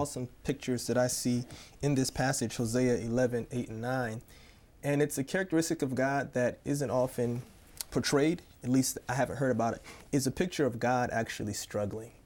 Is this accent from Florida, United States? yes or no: yes; Tampa, Florida, United States; moved away; also born or lived in Columbus, Ohio; I'm originally from Tampa, Florida, but my family currently lives in Columbus, Ohio.